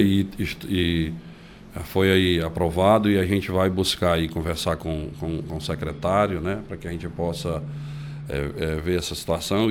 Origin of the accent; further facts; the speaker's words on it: Caucaia, Ceará, Brazil; da Calcaia, porque é a terra onde eu nasci, cresci, escolhi para viver